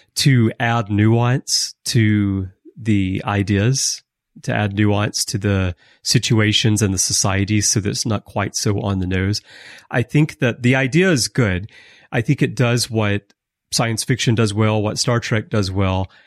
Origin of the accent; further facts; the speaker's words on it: United States; we're American